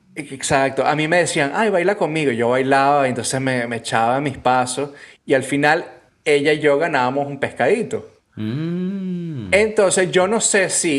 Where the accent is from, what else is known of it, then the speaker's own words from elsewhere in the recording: Venezuela; moved away; Yo cuando vivía en Venezuela